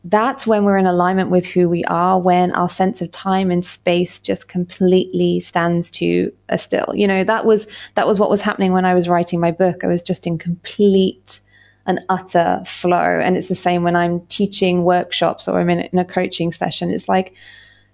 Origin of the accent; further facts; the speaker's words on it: United Kingdom; I'm British as well